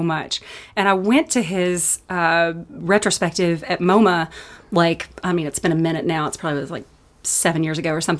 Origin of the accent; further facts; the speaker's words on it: Lexington, Kentucky, United States; now in Los Angeles, United States; We're from Lexington